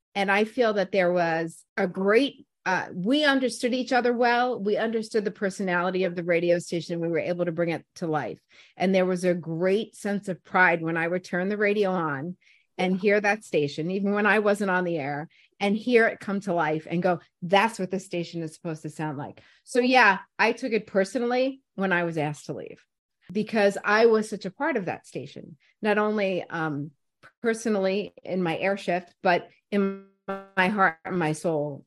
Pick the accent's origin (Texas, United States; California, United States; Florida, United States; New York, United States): New York, United States; New York City; born or raised there; moved away as an adult; also born or lived in Brooklyn, New York / Voorhees, New Jersey / Washington, D.C.; now in Philadelphia, United States